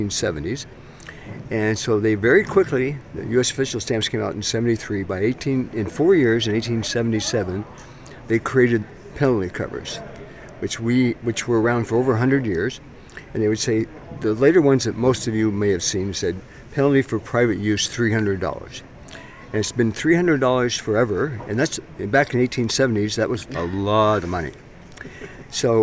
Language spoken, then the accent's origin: English; San Diego, California, United States; I'm from San Diego, California, and I've been collecting since I was a kid